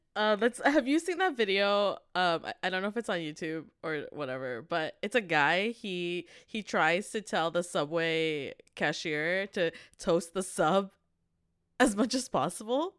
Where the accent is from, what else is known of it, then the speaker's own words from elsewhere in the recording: Canada; also born or lived in Korea; We are university graduates from Canada